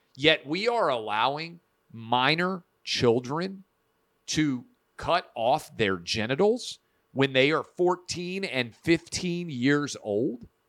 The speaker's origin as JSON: {"language": "English", "town": "Nashville", "region": "Tennessee", "country": "United States", "tie": "born or raised there", "said": "Vanderbilt University Medical Center here in my hometown of Nashville"}